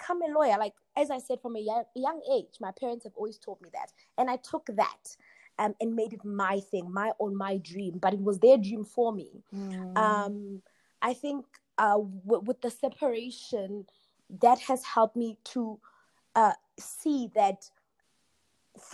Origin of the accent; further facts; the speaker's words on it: Kagiso, Gauteng, South Africa; moved away as an adult; also born or lived in Rustenburg, North West, South Africa / United States; I was born in Rustenburg. I was raised in Kagiso.